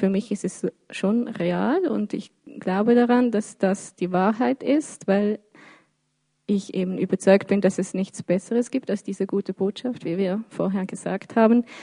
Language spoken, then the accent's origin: German; Birsfelden, Basel-Landschaft, Switzerland; now in Basel, Switzerland; Ja, also ich, ich bin hier in der Stadt Basel. Ähm, ich bin in Biersfelden aufgewachsen, aber wie gesagt, ich bin schon ein Stadtmensch, ich lebe gerne hier